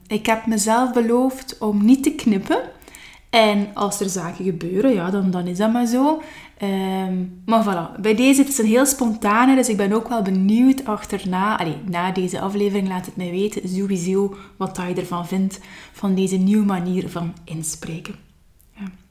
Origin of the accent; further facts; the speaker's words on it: Nazareth, Flanders, Belgium; also born or lived in Leuven / Kortrijk; ben ik opgegroeid in het Gentse, geboren wel in Leuven, maar al snel zijn wij verhuisd naar West-Vlaanderen, opnieuw naar Kortrijk. En uiteindelijk, eh, zijn wij met ons gezin beland in, eh, in Nazareth